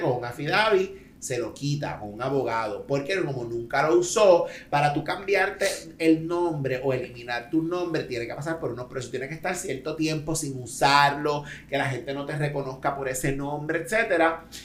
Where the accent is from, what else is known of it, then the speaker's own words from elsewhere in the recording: Maunabo, Puerto Rico; en mi pueblo Maunabo hay mucha gente apellido Amaro